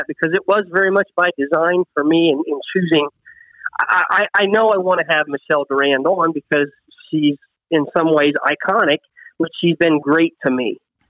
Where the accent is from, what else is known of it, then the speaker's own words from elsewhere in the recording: Northwest Ohio, United States; when I grew up in Northwest Ohio